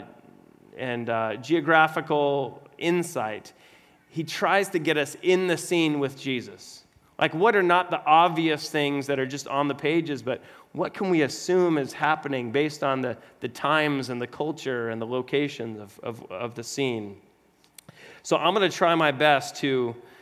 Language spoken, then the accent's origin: English; Arizona, United States; I'm born and raised in Arizona